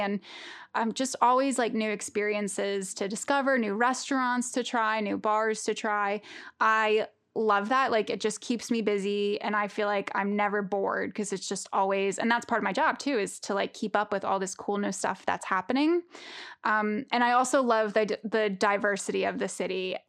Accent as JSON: {"language": "English", "area": "Long Island", "region": "New York", "country": "United States", "tie": "born or raised there", "moved": "as an adult", "lives_now": "London, United Kingdom", "said": "So I grew up in New York. I grew up on Long Island, which is not too far from New York City"}